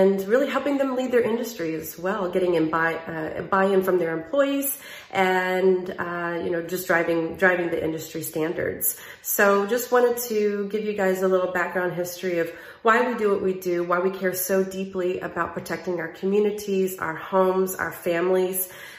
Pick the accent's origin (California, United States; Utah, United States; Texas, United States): Texas, United States; Southeast; I am from the Southeast portion of the state of Texas, which is along the Louisiana border and the Gulf Coast